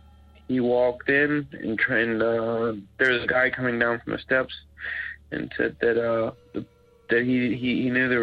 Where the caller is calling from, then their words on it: Florence, Kentucky, United States; I'm calling from Florence, Kentucky.